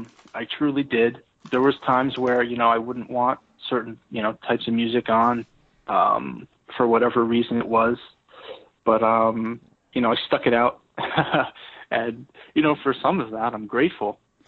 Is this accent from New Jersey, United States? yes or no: yes; North Plainfield, New Jersey, United States; Well, I still live here in North Plainfield. I grew up here. A lot of pride, you know, in my town, and it's a diverse town